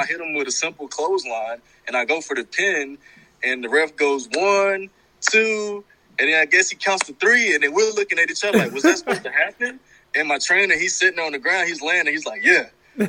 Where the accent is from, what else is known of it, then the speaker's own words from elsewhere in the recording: Florida, United States; He tried to rib me and say I was from the UK, but I told him I was from Florida.